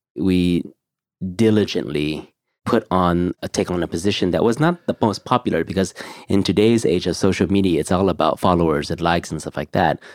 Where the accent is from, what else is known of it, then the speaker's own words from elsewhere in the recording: California, United States; growing up in California